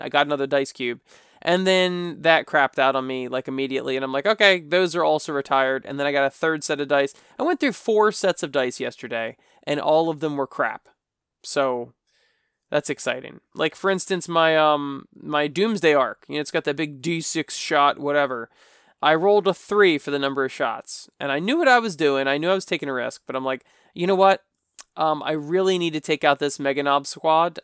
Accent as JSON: {"language": "English", "country": "United States", "said": "I'm from America"}